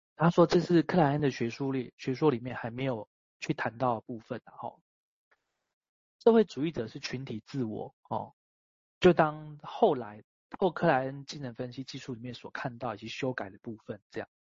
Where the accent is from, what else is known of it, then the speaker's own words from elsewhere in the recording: Taiwan; 我出生在台湾嘛